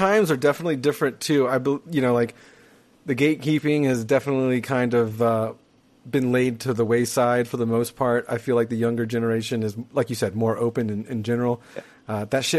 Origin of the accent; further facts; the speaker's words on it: North Florida, United States; I'm from the North Florida